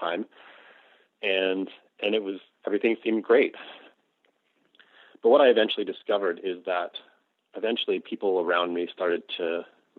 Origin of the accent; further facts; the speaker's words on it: Toronto, Ontario, Canada; I'm Canadian, and I grew up in the suburbs of Toronto as a white middle-class kid.